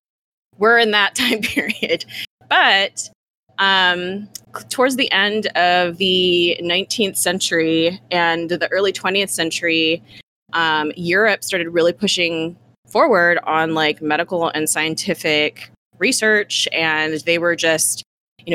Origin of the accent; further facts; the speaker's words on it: United States; we're American here